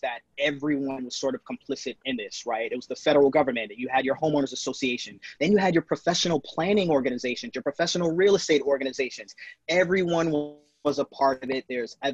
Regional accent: New York City, New York, United States; As a Black man growing up in New York City

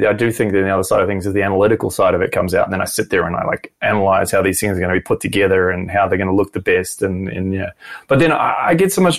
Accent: New Zealand; moved away as an adult; now in Brisbane, Australia; Kiwi, born and raised in New Zealand and moved here when I was 25

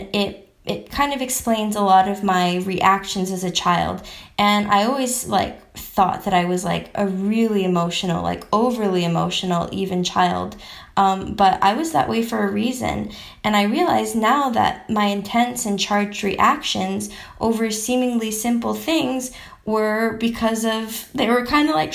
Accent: United States; also born or lived in Philippines; when I was 2 years old, after my mom got all the paperwork done, because she's a boss lady, we moved from the Philippines to America.

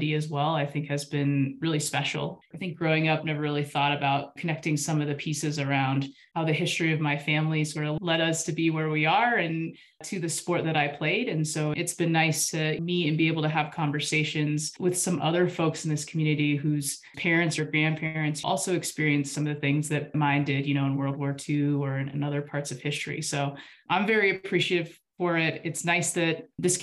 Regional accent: Taos, New Mexico, United States; also born or lived in Alaska; I was actually born up in Alaska, and my folks and family moved down to Taos, New Mexico, which is in northern New Mexico, when I was about 5. So I grew up in Taos

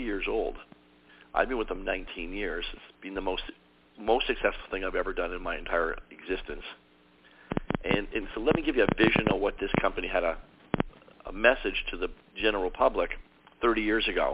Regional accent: Toronto, Ontario, Canada; I'm originally from Toronto, Canada

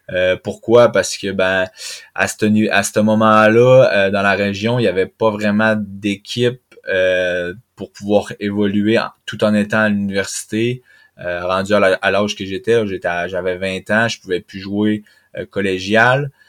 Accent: Chicoutimi, Quebec, Canada; moved away as an adult; now in France; c'était de revenir chez nous à Chicoutimi parce que là j'allais à l'école à Chicoutimi, donc je suis revenu chez mes parents à Chicoutimi

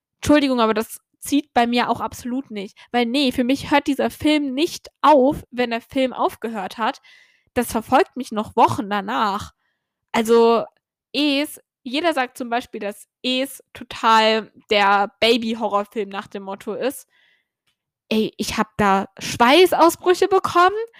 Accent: Germany; now in Ireland; ich komme aus Deutschland

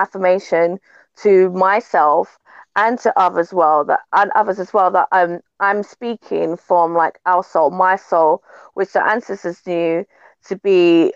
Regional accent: London, United Kingdom; moved away; also born or lived in Jamaica (heritage); my background is a Jamaican heritage, like born and raised in London, in a place called Brixton

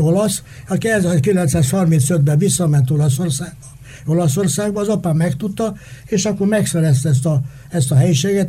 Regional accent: Hungary; én a Kossuth utcában születtem, szemben a Kossuth utca iskolával

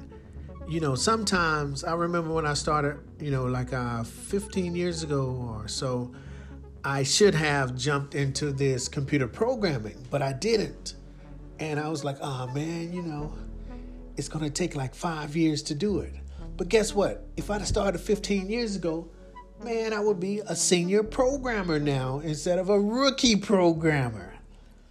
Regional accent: Leeds, Alabama, United States; Leeds, Alabama. That's my hometown, born and raised.

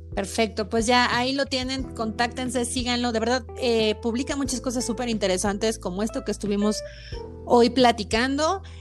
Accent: Mexico; nosotros como mexicanos en nuestra cultura

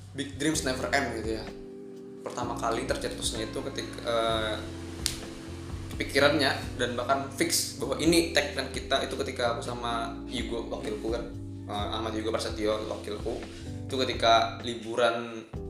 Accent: Banjarbaru, South Kalimantan, Indonesia; moved away; aku asli orang Banjar Baru

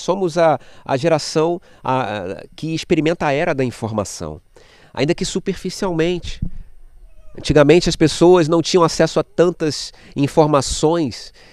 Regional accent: Rio de Janeiro, Brazil; also born or lived in Méier, Rio de Janeiro; sou cria da igreja, nascido e criado lá na Igreja Batista em Jardim Novo, Realengo, até meus 37 anos, quando eu fui para o Meyer

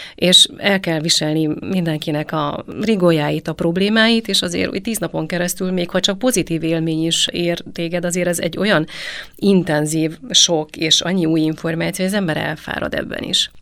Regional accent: Transylvania, Romania; én ugye Erdélyből származom

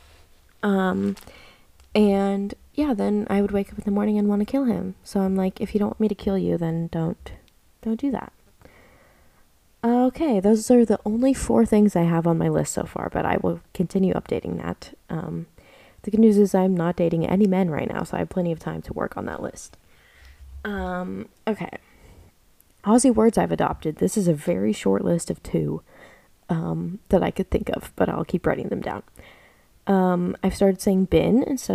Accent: United States; moved away as an adult; now in Australia; I'm an American girl

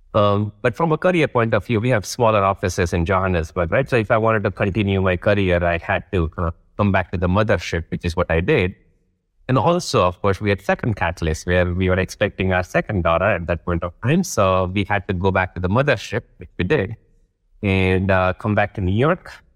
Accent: Rajkot, Gujarat, India; moved away as an adult; also born or lived in Vadodara, India / Delhi, India / London, United Kingdom / Johannesburg, South Africa; I grew up in a city called Rajkot. And then I move to another city called, uh, Vadodara in the same state

